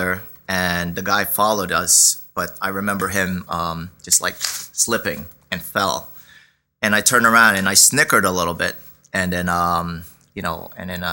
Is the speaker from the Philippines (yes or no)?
yes; Philippines; now in Brooklyn, New York, United States; in the Philippines, we wore our school uniform, a button down shirt, shorts